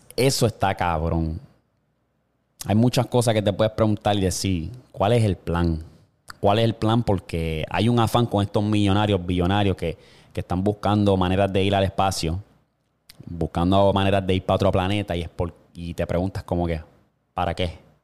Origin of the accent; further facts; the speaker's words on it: Puerto Rico; donde yo vivo, o sea, donde nací y me crié en Puerto Rico